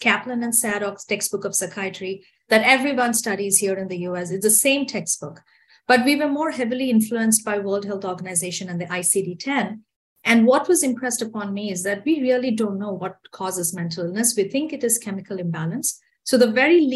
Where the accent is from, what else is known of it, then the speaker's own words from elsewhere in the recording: India; moved away as an adult; also born or lived in Bangalore, India / Wisconsin, United States; now in United States; I'm from India. I was born and raised in India.